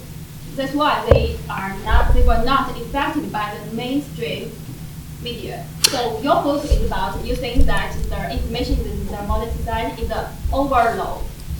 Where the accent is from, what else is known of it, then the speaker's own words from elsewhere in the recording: China; moved away; I come from China.